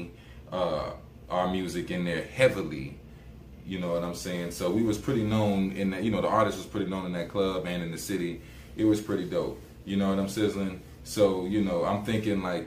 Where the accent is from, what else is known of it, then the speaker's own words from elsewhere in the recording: Columbia, South Carolina, United States; my city in my hometown, Columbia, South Carolina